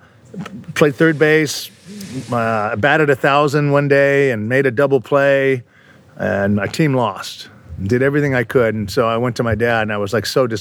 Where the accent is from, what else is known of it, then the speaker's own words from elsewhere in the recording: Los Angeles, California, United States; I grew up in the San Fernando Valley. That's about 10 miles from here